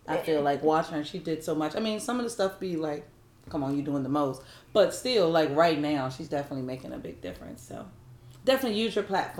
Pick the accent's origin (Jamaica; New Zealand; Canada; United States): United States; Virginia; now in Los Angeles, United States; I'm from Virginia